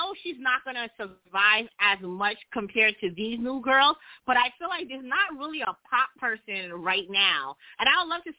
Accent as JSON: {"language": "English", "town": "New York City", "region": "New York", "country": "United States", "said": "I'm from Brooklyn"}